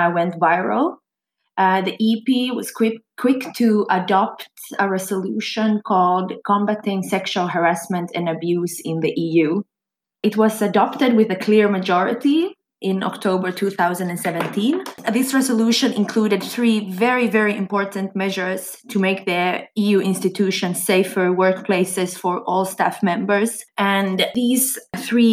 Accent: Swedish-speaking part of Finland, Swedish-speaking Finland, Finland; I come from Finland, from the Swedish-speaking part of Finland

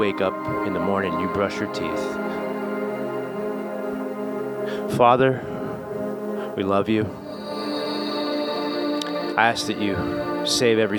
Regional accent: Marietta, Georgia, United States; also born or lived in Smyrna; Grew up in a Southern Baptist church in Smyrna. I'm from Marietta

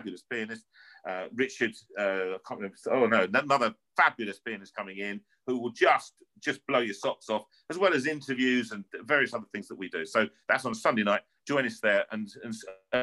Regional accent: London, United Kingdom; I'm just a boy from North London, all right? You can hear it, my accent.

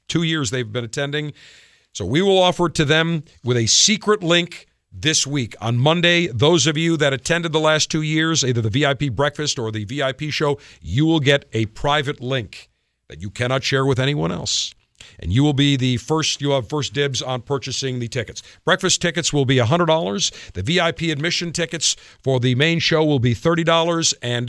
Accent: Buffalo, New York, United States; moved away; Great to be returning back to my hometown once again for Smoke on the Water 3.

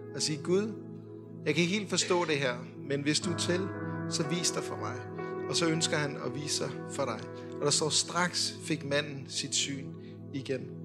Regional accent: Denmark; vi er jo danskere

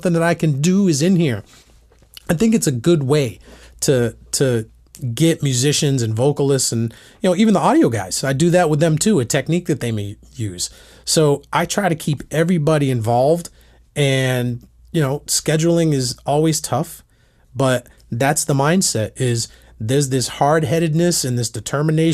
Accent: Massachusetts, United States; now in Nashville, United States; I'm from Massachusetts

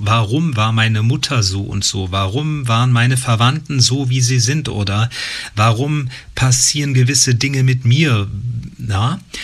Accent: Usingen, Hesse, Germany; bin ich in einem kleinen Ort in Hessen groß geworden, in Usingen

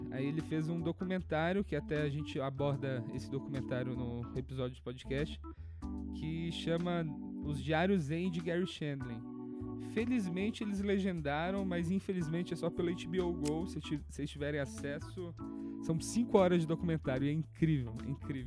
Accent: Minas Gerais, Brazil; moved away as an adult; also born or lived in New York; now in São Paulo, Brazil; eu sou mineiro

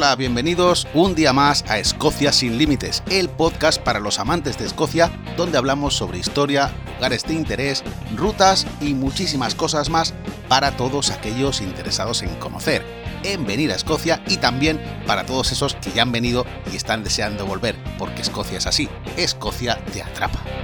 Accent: Valencia, Valencian Community, Spain; yo soy de Valencia

